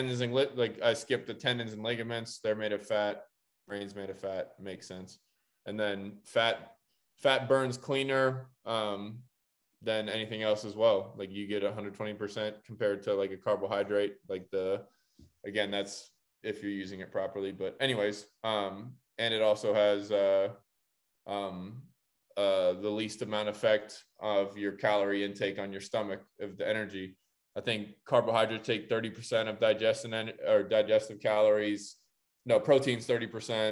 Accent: Columbus, Ohio, United States; I'm from Columbus, Ohio.

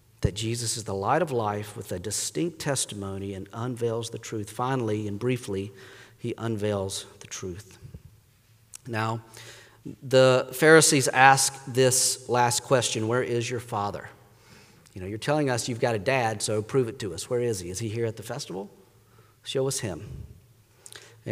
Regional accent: North Carolina, United States; moved away as an adult; also born or lived in Pittsburgh; I grew up in North Carolina

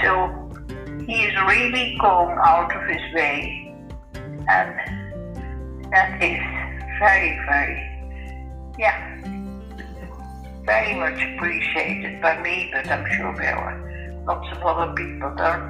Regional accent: Ireland; because I thought my age group, being Irish, it would be more

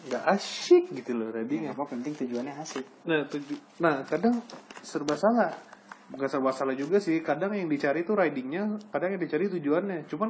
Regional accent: Bekasi, West Java, Indonesia; gue dari dari pinggir Jakarta, bukan Jakarta pinggiran nih, ya.

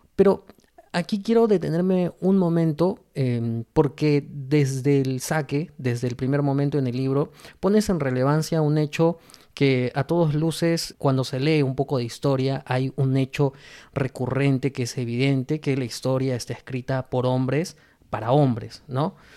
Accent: Peru; para nosotros como peruanos

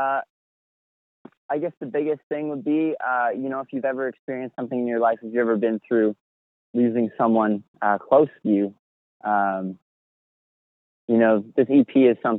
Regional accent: Canada; we're from Canada

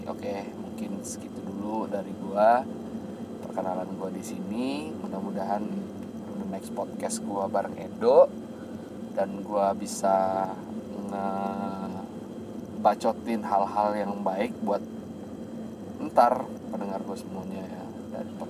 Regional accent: Padang, West Sumatra, Indonesia; nanti menggunakan bahasa Minang karena kita asli dari Padang

